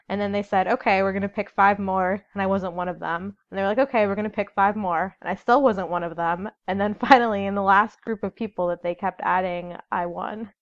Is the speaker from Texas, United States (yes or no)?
no; Chicago, Illinois, United States; I'm from Chicago